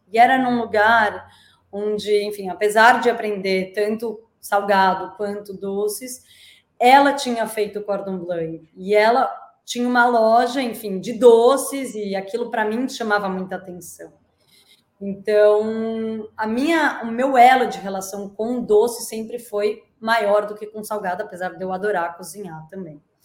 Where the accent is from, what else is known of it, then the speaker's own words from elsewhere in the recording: Brazil; now in Portugal; como nós brasileiros